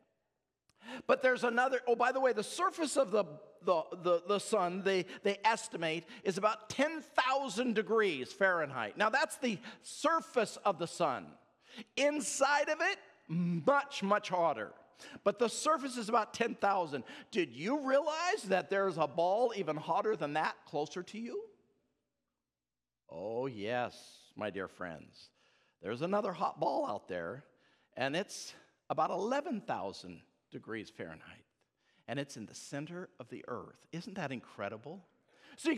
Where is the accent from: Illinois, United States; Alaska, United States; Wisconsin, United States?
Alaska, United States; I come from Alaska